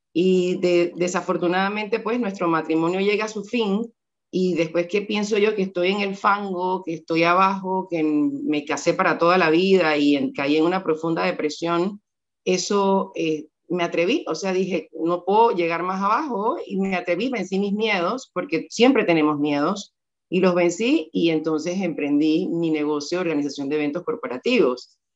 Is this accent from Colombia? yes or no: no; Panama; algunos piensan que no soy panameña